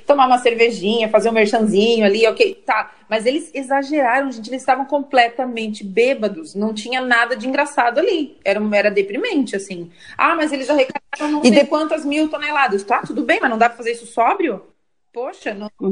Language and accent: Portuguese; Criciúma, Santa Catarina, Brazil; sou de Criciúma